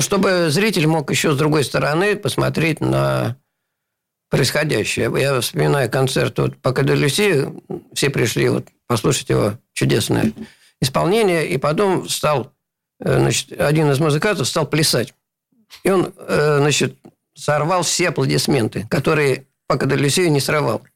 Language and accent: Russian; Saint Petersburg, Russia; born or raised there